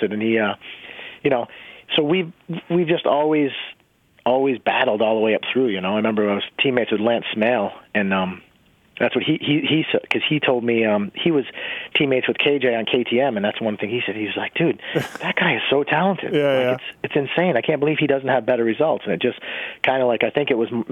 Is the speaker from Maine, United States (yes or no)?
yes; Maine, United States; I'm from Maine